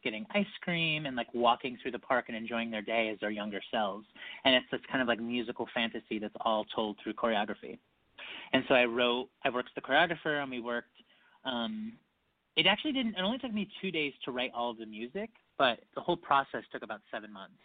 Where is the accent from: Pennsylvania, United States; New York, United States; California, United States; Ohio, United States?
New York, United States; Utica; Utica, New York is where I'm from